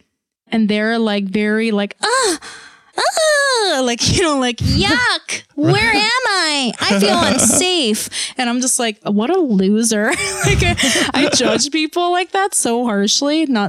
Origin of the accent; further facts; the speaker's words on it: South Korea; moved away; I grew up in Korea and then I've also spent a little bit of time in Thailand.